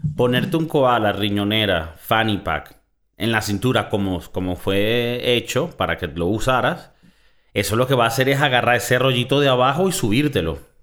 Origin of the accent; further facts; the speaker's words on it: Valencia, Carabobo, Venezuela; moved away; also born or lived in South Florida; yo que soy de Valencia, Venezuela